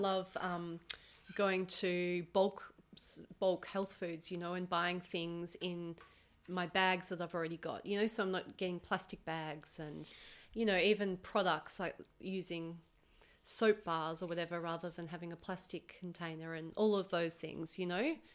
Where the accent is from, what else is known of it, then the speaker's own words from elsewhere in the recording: Melbourne, Victoria, Australia; I'm from Melbourne.